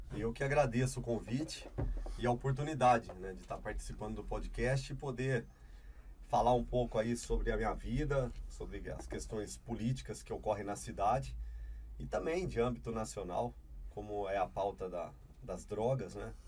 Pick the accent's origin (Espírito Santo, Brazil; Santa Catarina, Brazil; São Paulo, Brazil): São Paulo, Brazil; Campinas; also born or lived in Ribeirão Preto; Voltei para Campinas, né, que é a minha cidade, onde eu nasci, onde minha família toda reside.